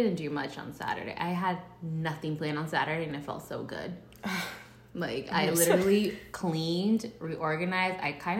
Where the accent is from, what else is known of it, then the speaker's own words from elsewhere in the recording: Frederick, Maryland, United States; I grew up in Frederick.